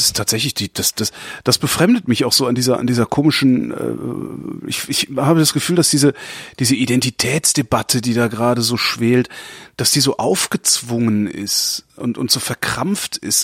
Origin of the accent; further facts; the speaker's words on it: Cologne, North Rhine-Westphalia, Germany; Ich bin halt Kölner und wir waren halt damals Kölner, wir haben halt Kölsch getrunken